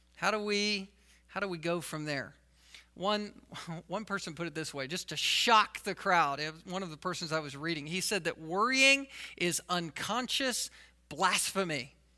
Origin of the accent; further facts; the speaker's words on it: the South, United States; I was from the South